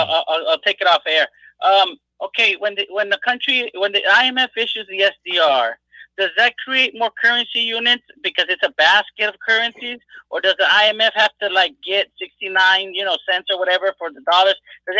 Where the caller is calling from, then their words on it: Corpus Christi, Texas, United States; It's low blood pressure, Corpus Christi. How's it going, guys?